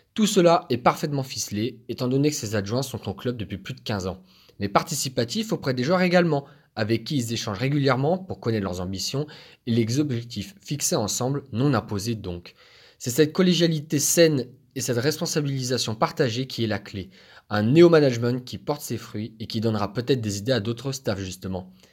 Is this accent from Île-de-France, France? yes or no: no; Brest, Brittany, France; ma ville natale